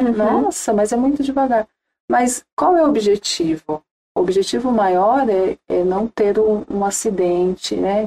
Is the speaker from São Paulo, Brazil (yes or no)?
yes; Ubatuba, São Paulo, Brazil; moved away as an adult; also born or lived in Jacareí; eu cresci, nasci e cresci em Ubatuba